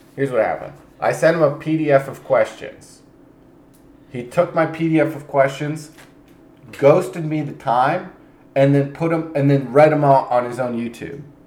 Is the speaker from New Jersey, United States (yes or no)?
yes; New Jersey, United States; also born or lived in New York City; I'm from Jersey